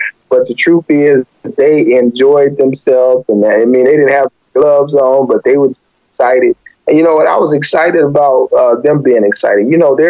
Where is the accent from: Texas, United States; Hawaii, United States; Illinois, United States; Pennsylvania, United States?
Illinois, United States; Chicago; So I learned a little tricks growing up in Chicago.